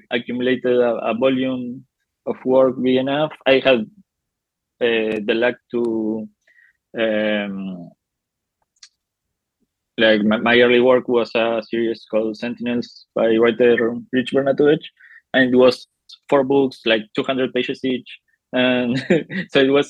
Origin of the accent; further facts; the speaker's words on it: Salta, Argentina; I am from Argentina. I grew up in Salta, a small city near Buenos Aires.